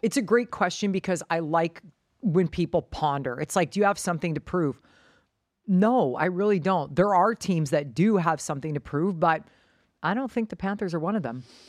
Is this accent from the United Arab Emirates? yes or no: no; Canada; moved away as an adult; also born or lived in United States / Hong Kong; Canadians stick together, that's just what we do.